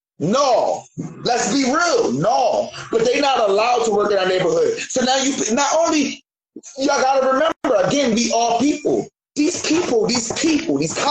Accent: Philadelphia, Pennsylvania, United States; I'm from Philly

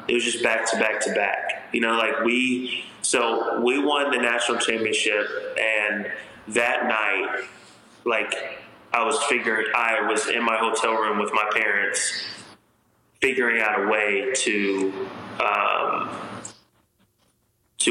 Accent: Texas, United States; moved away as an adult; I'm from Texas

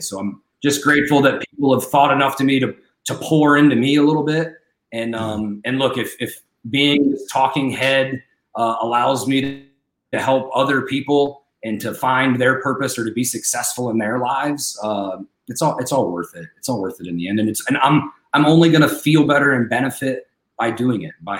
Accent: United States; we as an American society

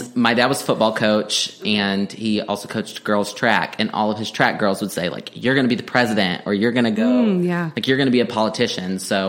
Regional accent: Texas panhandle, United States; also born or lived in Stillwater, Oklahoma / Washington, D.C.; now in Oklahoma, United States; I'm from Texas originally, a small town in the panhandle of Texas. I went to school here in Oklahoma, Oklahoma State in Stillwater

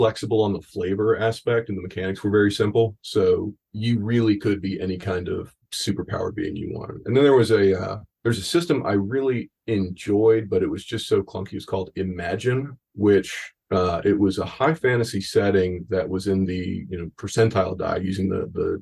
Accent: a small town near Savannah, Georgia, United States; moved away; I'm originally from a small town near Savannah, Georgia.

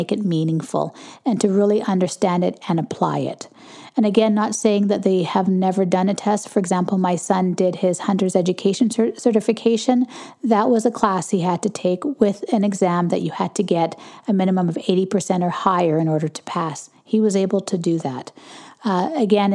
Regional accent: Canada; I'm Canadian

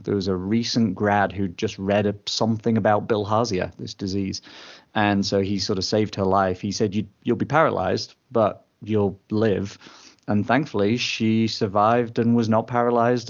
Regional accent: England, United Kingdom; also born or lived in United States; I was born in England

